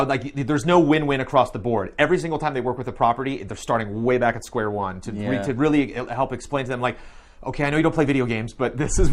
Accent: Southern California, United States; I grew up in SoCal

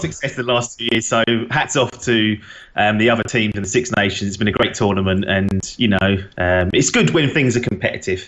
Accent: England, United Kingdom; being English

